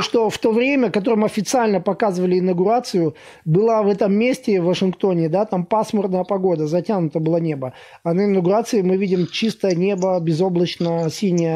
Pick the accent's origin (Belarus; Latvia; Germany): Latvia; я из Латвии сам